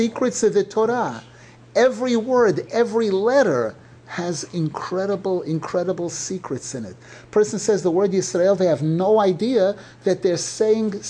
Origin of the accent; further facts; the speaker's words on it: New York City, New York, United States; growing up in Brooklyn